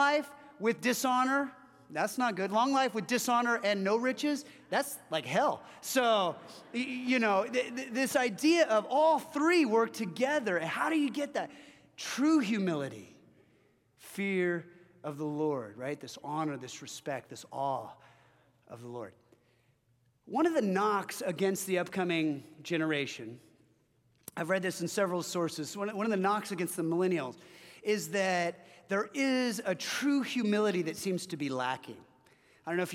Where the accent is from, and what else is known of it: Orange County, Southern California, United States; born or raised there